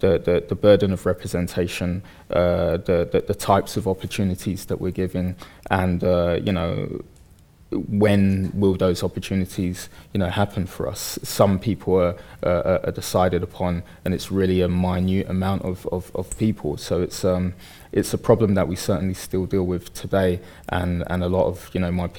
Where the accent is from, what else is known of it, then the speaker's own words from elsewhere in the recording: Bethnal Green, London, United Kingdom; I grew up in Bethnal Green in the early 80s through to the 90s.